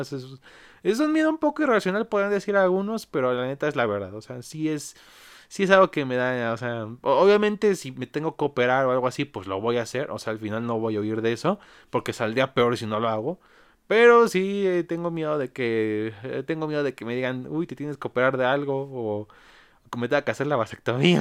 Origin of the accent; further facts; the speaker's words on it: Mexico; aquí en mi país México